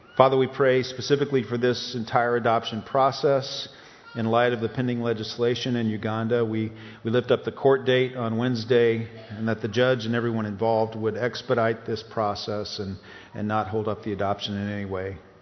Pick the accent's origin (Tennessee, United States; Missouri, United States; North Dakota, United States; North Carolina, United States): Tennessee, United States; East; growing up in East Tennessee